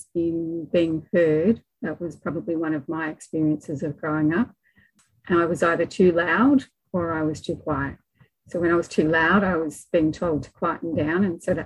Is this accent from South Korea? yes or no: no; Melbourne, Victoria, Australia; I grew up in Melbourne, Victoria, and just in the leafy suburbs out in the northeastern